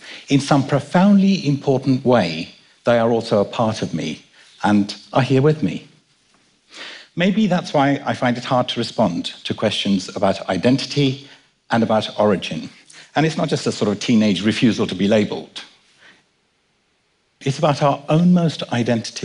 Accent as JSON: {"language": "English", "region": "London", "country": "United Kingdom", "tie": "born or raised there", "also_born_or_lived": "Kenya", "said": "My dad and I were born in Kenya, and I was brought up in London."}